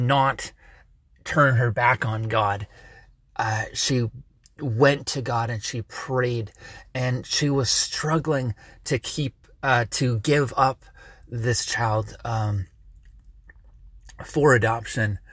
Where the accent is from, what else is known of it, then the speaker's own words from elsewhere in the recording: Canada; I am a Canadian, and I get WDCX from Buffalo